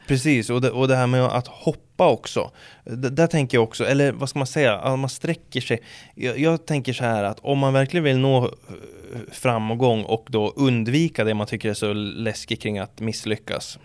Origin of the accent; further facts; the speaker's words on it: Sweden; vi ska säga oss svenskar